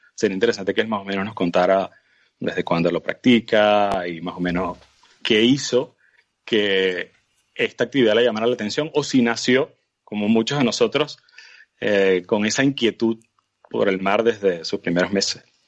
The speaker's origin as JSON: {"language": "Spanish", "country": "Venezuela", "said": "uno como venezolano"}